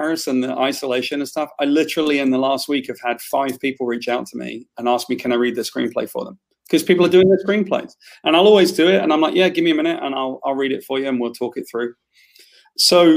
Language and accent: English; Wales, United Kingdom; I'm Welsh